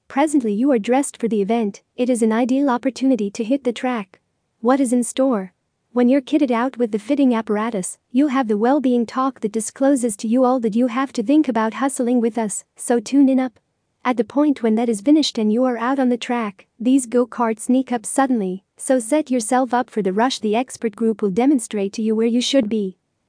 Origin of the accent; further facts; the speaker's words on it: Arlington, Texas, United States; from Arlington, Texas, United States.